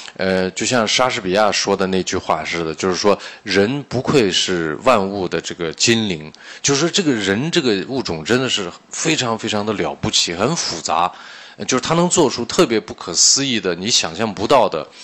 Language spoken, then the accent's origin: Chinese; Urumqi, Xinjiang, China; accent: Xinjiang Mandarin; moved away as an adult; also born or lived in Beijing; 我是新疆乌鲁木齐市那儿的一个人，土生土长的农村里的一个孩子